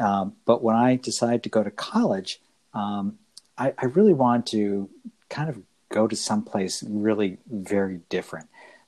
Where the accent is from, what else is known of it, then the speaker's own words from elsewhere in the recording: Connecticut, United States; moved away as an adult; also born or lived in Midwest; am not a native Midwesterner. I came to that in my 20s. Actually, I grew up in Connecticut outside of New York City. And believe it or not, I'm the first of many, many generations who did not grow up in Manhattan.